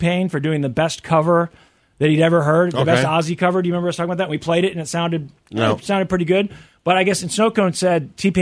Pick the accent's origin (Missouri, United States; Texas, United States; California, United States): Missouri, United States; growing up in Missouri